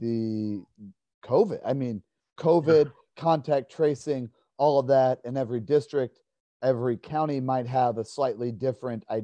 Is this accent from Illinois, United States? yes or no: no; Fort Wayne, Indiana, United States; I grew up in Fort Wayne